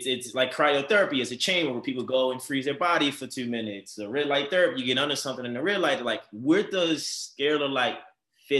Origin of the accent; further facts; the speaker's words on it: Baltimore, Maryland, United States; now in Los Angeles, United States; Baltimore, my hometown